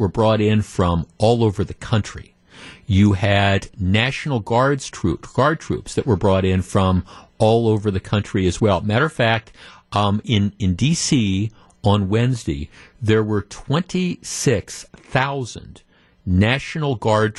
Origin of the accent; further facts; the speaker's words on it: Wisconsin, United States; I'm from Wisconsin